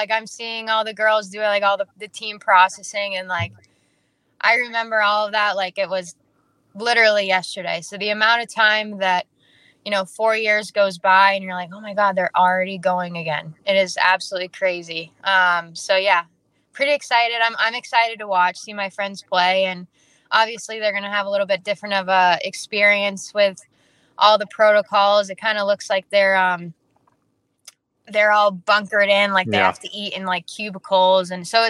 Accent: British Columbia, Canada; but I play for a team out of Calgary, which is being from British Columbia.

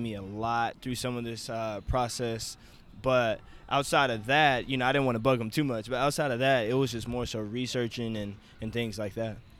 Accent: Wichita, Kansas, United States; I'm from Wichita, Kansas, and born and raised here.

